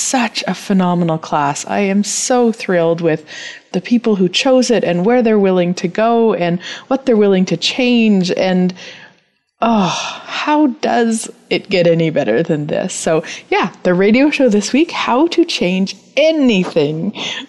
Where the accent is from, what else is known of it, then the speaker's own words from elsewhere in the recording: Turtleford, Saskatchewan, Canada; I was born and raised in Turtleford, Saskatchewan, so I am a Saskatchewanite.